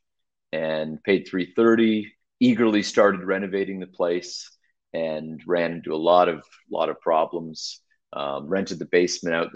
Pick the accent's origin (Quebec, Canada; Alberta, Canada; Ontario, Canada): Ontario, Canada; Mississauga; also born or lived in Oakville, Canada / Hamilton, Canada; growing up in Mississauga, you guys know from the GTA